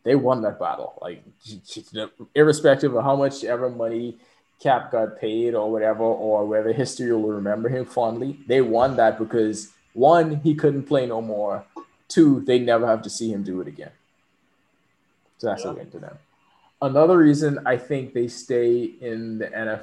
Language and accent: English; Bahamas; moved away; also born or lived in Kentucky; I was from the Bahamas